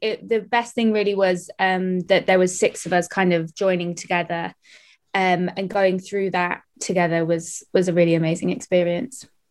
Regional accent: Welsh, Wales, United Kingdom; I'm Welsh, so I'm used to like being in choirs

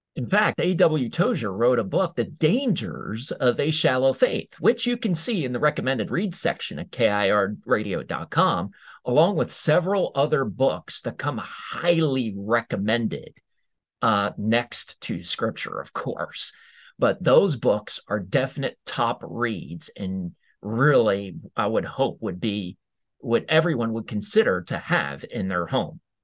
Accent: United States; as American citizens

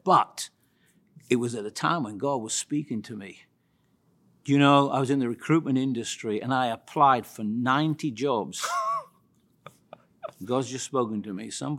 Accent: West Midlands, United Kingdom; I was born in the United Kingdom many, many years ago, virtually in the central part of the United Kingdom near Birmingham.

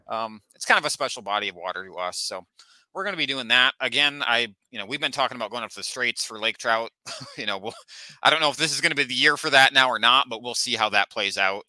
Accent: Manistee, Michigan, United States; I grew up right, right on the Manistee River there

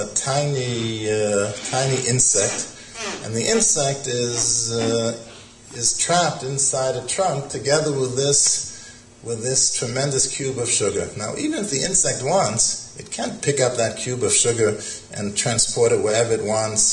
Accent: Boston, Massachusetts, United States; when I was growing up in Boston

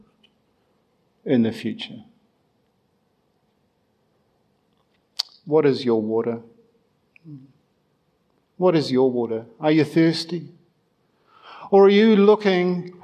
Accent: Ireland; being Irish

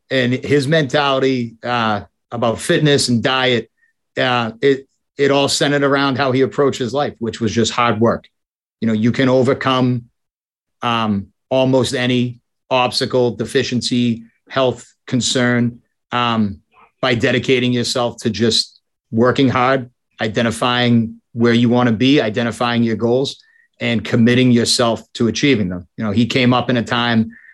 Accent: Boston, Massachusetts, United States; I was born in Boston. I grew up primarily single family household

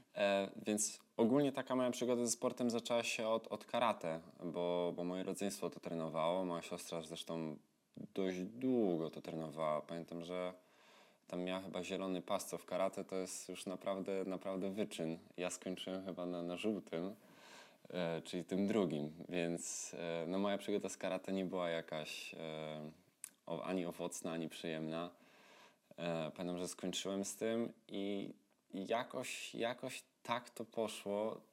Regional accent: Tarnów, Lesser Poland, Poland; tam u mnie w Tarnowie

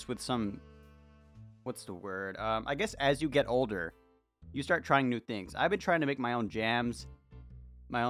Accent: United States; I'm from the United States of America

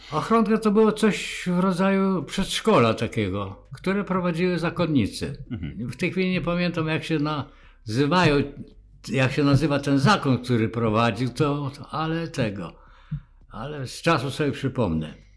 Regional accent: Borshchiv, Ternopil Oblast, Ukraine; moved away; urodziłem się w Borszczowie, województwo tarnopolskie

